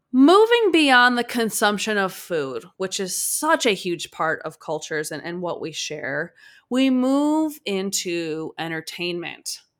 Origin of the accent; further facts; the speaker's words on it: Chicago, Illinois, United States; I'm from Chicago